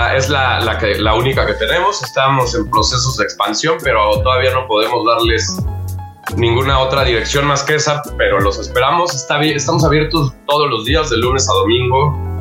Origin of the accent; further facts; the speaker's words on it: Mexico; somos los mexicanos